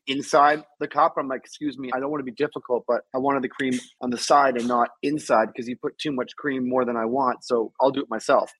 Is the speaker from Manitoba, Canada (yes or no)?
no; Toronto, Ontario, Canada; moved away; also born or lived in New York; I was raised in Toronto.